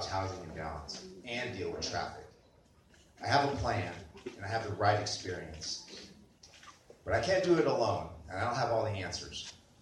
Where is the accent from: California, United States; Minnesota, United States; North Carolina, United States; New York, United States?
California, United States; Sacramento; also born or lived in Bay Area, California; now in Elk Grove, United States; we grew up in South Sacramento, where we attended public schools